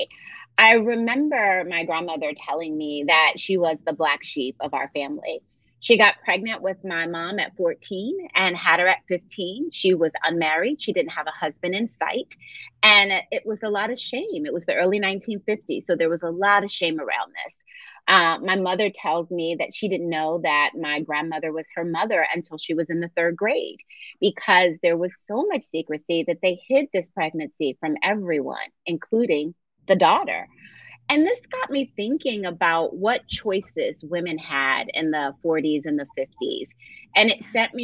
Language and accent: English; Philadelphia, Pennsylvania, United States; I grew up in Philadelphia